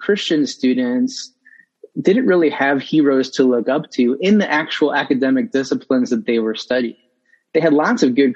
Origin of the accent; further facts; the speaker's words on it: Northwest Ohio, United States; now in Columbus, United States; I grew up in Northwest Ohio. I'm a transplant to Columbus.